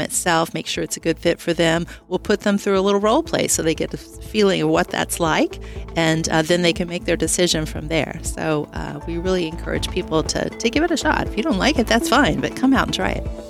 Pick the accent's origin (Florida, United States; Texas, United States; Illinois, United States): Texas, United States; moved away as an adult; I'm originally from Texas, and we were looking for opportunities to come back.